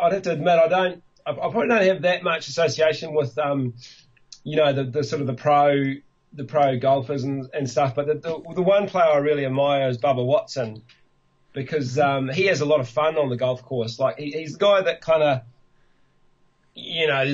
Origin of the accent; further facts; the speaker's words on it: Tasman, New Zealand; Tasman because that's my hometown